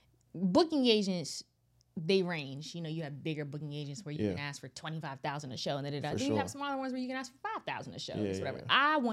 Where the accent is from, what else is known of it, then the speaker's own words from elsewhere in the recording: Northern Virginia, United States; also born or lived in California; that's actually in my hometown.